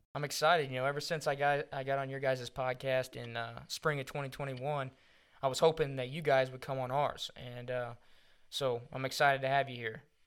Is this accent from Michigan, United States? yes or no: no; Missouri, United States; I'm from Missouri